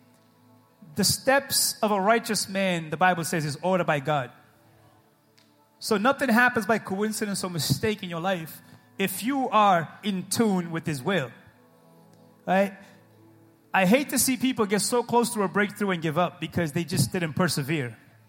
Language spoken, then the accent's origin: English; New England, United States; We're from New England. We're stubborn people